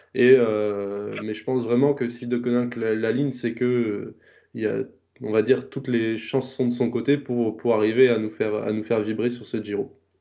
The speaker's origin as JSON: {"language": "French", "country": "France", "said": "en tant que Français"}